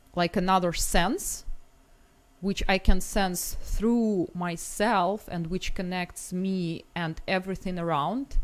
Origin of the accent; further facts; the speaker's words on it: Moscow, Russia; was raised in Moscow